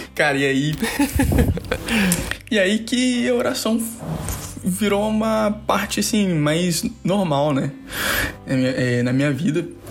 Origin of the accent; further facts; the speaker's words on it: Vila Velha, Espírito Santo, Brazil; eu comecei a sair da minha cidade, que eu não sabia, eu nasci em Vila Velha